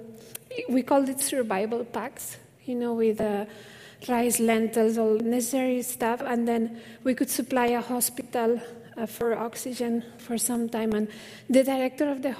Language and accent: English; Spain; moved away as an adult; now in India; I'm from Spain originally. Now I'm Indian at heart. I think it's been 17 years